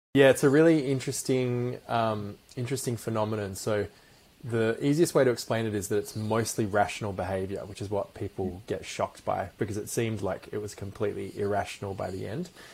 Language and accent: English; London, United Kingdom; so I was born in, in London, in in, um, in West London, in a place called Acton